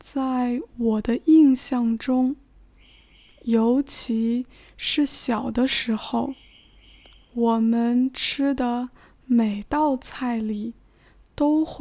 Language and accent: Chinese; Hunan, China; moved away; also born or lived in northern China; 因为我的家乡位于湖南省。